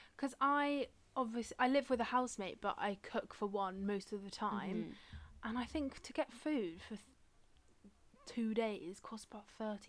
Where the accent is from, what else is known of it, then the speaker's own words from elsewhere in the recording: Swindon, South West England, United Kingdom; moved away as an adult; also born or lived in Cardiff; now in London, United Kingdom; my hometown Swindon, or really in Cardiff.